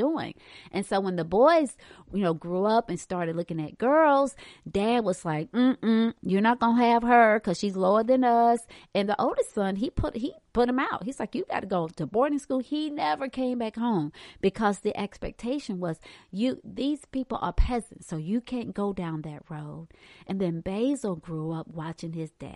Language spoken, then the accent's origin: English; Hartsville, South Carolina, United States; moved away as an adult; also born or lived in Charlotte; I'm from Hartsfield, South Carolina. We don't have skyscrapers there.